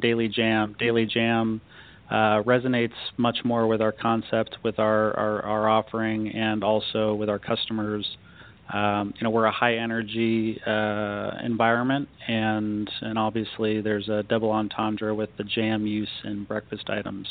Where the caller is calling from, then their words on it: Scottsdale, Arizona, United States; I'm calling from uh, sunny Scottsdale, Arizona.